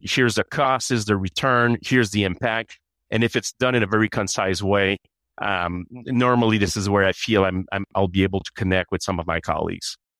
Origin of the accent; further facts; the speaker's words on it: Canada; now in United States; I have an accent. I'm Canadian.